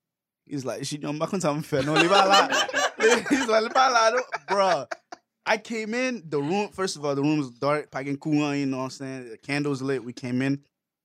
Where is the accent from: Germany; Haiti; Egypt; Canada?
Haiti; growing up in Haiti, you know what I'm saying? There's not really a lot to do, but, like, especially when you're a kid